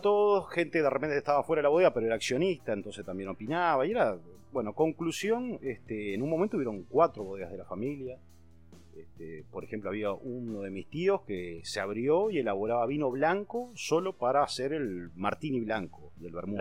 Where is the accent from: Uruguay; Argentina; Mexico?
Uruguay; Canelón Chico, Canelones; yo nací en Canelón Chico, eh, en una casa que está pegada a la bodega